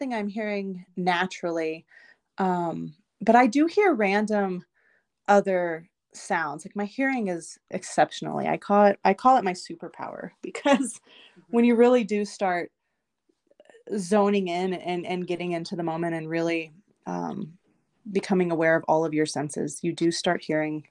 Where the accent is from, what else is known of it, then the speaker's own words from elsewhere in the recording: Texas, United States; now in Butte, Montana, United States; I'm originally from Texas